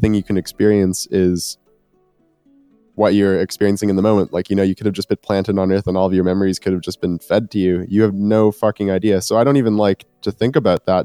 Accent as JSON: {"language": "English", "town": "Winnipeg", "region": "Manitoba", "country": "Canada", "said": "I'm from Winnipeg. It's a city of about 700,000 people right now, in the heart of Canada"}